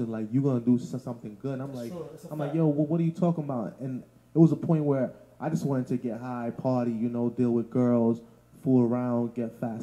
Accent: New York City, New York, United States; also born or lived in Canarsie, Brooklyn; I'm from Bushwick. I grew up in Bushwick, then I moved to Canarsie

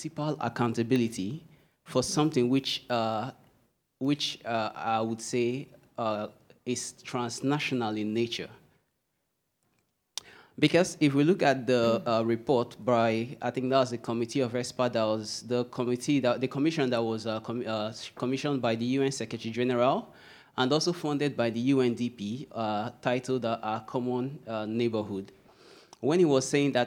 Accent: Port Harcourt, Rivers State, Nigeria; I come from the Niger Delta region, Port Harcourt precisely.

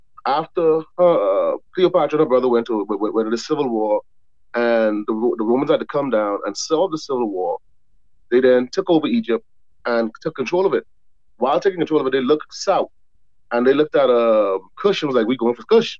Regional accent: Bahamas; I grew up in the Bahamas. I never spent any long-term time in America

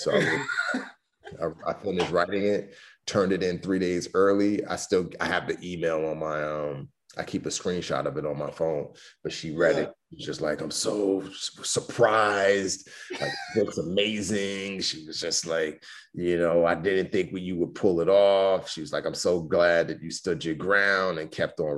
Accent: New York City, New York, United States; also born or lived in Lagos, Nigeria; When my dad died, she permanently relocated us back to the Bronx, New York. So, you know, I grew up, you know, in the Bronx

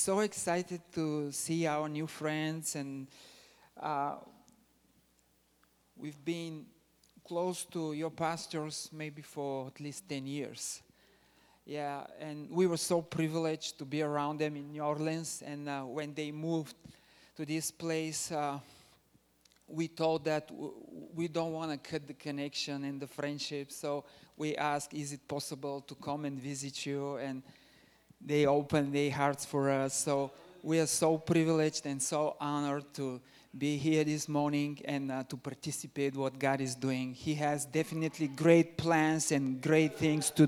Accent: Bulgaria; I'm originally from Bulgaria

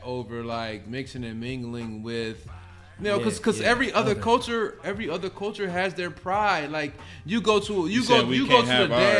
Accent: Gary, Indiana, United States; growing up in Gary, that's you know, it was like, you know, 85-90% black

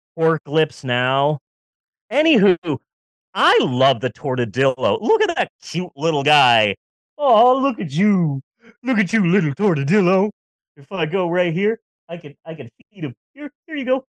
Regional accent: Southwest, United States; I grew up in the Southwest.

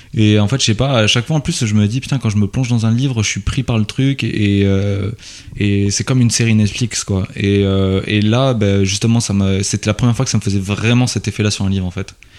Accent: Toulouse, Occitania, France; quand on vient de Toulouse, on est dans le sud, on connaît personne

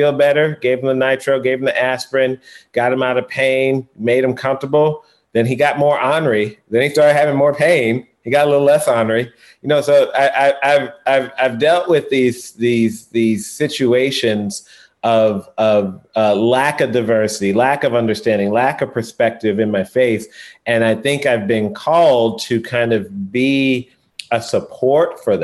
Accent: St. Louis, Missouri, United States; I grew up in St. Louis

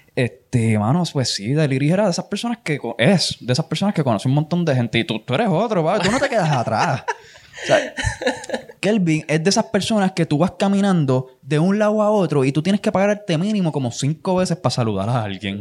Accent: Puerto Rico; yo vivía en Nahuatl cuando eso, yo soy de Nahuatl

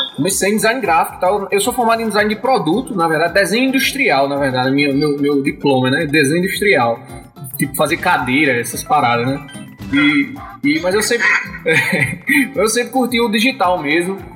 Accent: Campina Grande, Paraíba, Brazil; eu sou de Campina Grande, na, na Paraíba

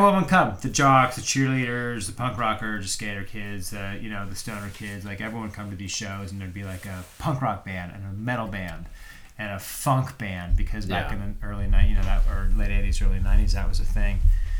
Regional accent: Danville, California, United States; I grew up in a little town called Danville

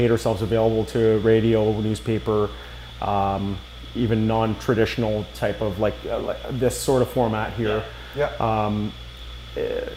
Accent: Woodstock, Ontario, Canada; I'm born and raised in Woodstock

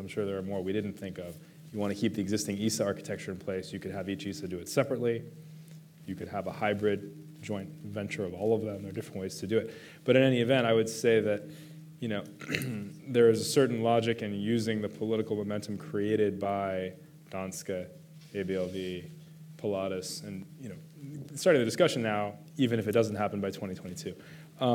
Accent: United States; I'm an American

